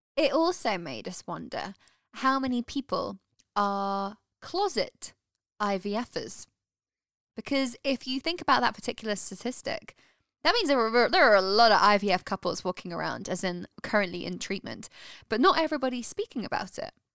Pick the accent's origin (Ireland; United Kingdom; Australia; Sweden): United Kingdom; And in the UK, so where we're from